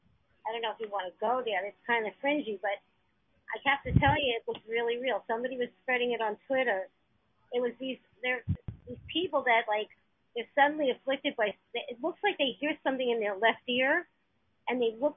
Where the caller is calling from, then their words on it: New York City, New York, United States; I'm in New York City, Manhattan.